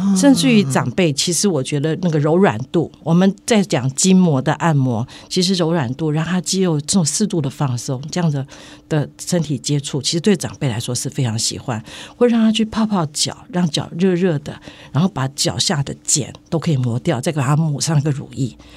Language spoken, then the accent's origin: Chinese; Taiwan; 其实我们台湾再下来是会快速、快速、快速、快速的老化